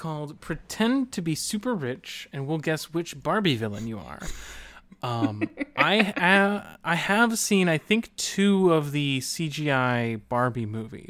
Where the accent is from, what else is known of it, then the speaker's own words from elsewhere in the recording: Texas, United States; I'm from Texas.